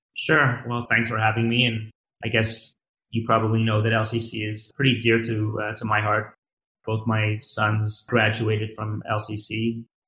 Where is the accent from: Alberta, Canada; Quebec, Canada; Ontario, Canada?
Quebec, Canada; Montreal; I grew up in Montreal